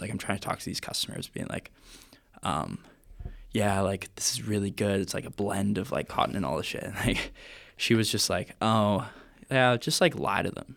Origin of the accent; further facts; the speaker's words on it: Vancouver, British Columbia, Canada; I'm from Vancouver, Canada